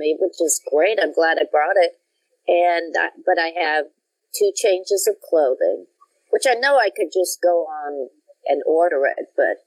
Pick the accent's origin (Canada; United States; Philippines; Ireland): United States; Denver, Colorado; moved away; also born or lived in Brooklyn, New York; I grew up in Denver, Colorado, which I thought was the biggest metropolis in the whole world